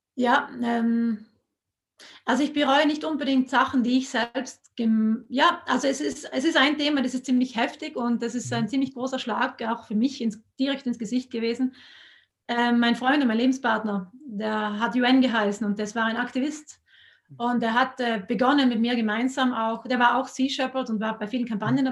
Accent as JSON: {"language": "German", "area": "South Tyrol", "region": "Trentino-Alto Adige", "country": "Italy", "said": "in Südtirol sind wir so stolz auf den Südtiroler Speck"}